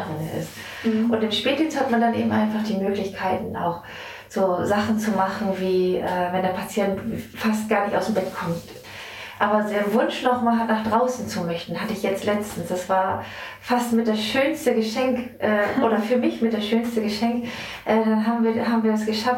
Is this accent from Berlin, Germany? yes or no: no; Wesermarsch, Lower Saxony, Germany; bin hier gebürtig aus der Wesermarsch und äh, liebe mein Zuhause hier